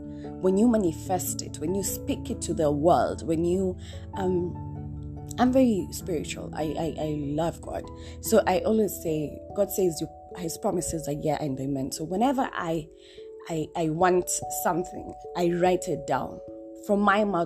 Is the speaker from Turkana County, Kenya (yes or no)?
no; Nairobi, Kenya; moved away as an adult; also born or lived in Mombasa; born and raised in Nairobi. Yes, I lived in Mombasa kidogo, but I've been raised in Nairobi